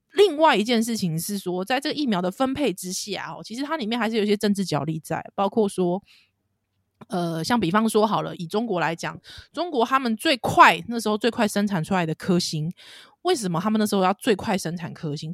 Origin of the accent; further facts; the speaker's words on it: Taiwan; 听在我们台湾人耳里很刺耳